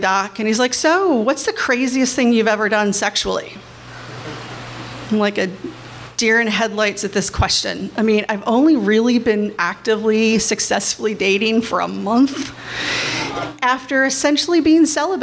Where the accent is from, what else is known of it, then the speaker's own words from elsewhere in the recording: Kentucky, United States; I'm from Kentucky. I went to Catholic schools